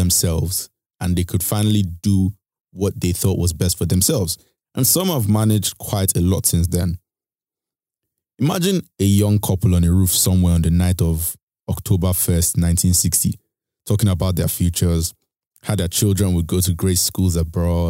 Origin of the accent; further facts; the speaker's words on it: Nigeria; my home country of Nigeria